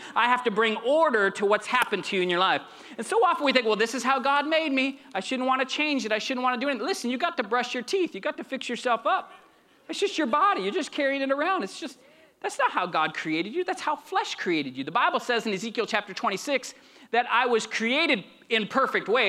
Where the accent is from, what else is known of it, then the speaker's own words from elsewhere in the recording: Arizona, United States; also born or lived in Janesville, Wisconsin; I'm from Arizona. That's where I'm from